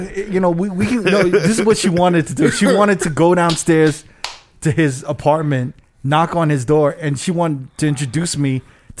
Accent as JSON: {"language": "English", "town": "New York City", "region": "New York", "country": "United States", "said": "I'm from Bobito's building."}